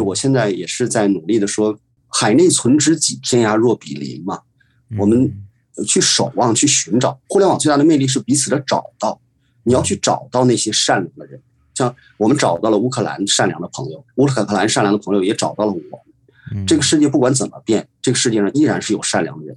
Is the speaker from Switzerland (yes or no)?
no; Northeast China, China; 我们这种东北地区的人